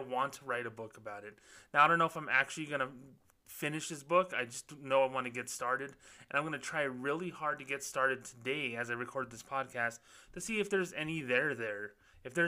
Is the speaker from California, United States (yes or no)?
no; New Mexico, United States; here in the state of New Mexico. My hometown, New Mexico State Aggies